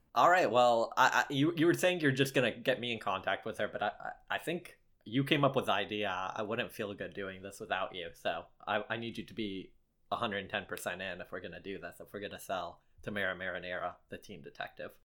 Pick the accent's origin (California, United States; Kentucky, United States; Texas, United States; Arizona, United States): Kentucky, United States; Lexington; I did grow up in Lexington